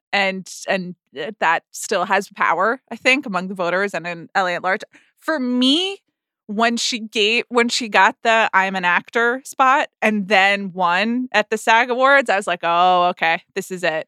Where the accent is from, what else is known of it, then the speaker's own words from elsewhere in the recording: United States; as an American